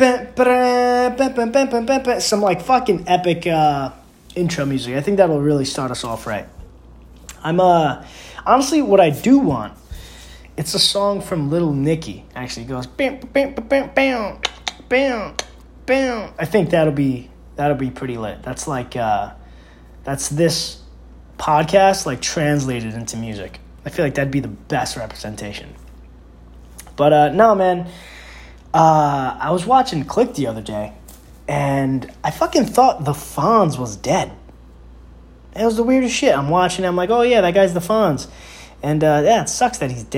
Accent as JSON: {"language": "English", "region": "New York", "country": "United States", "said": "I'm from New York"}